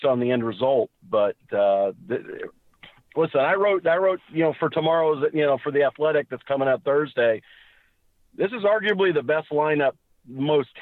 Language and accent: English; Miami, Florida, United States; also born or lived in Ohio; I was born and raised in Miami, so there's that. I do have Ohio roots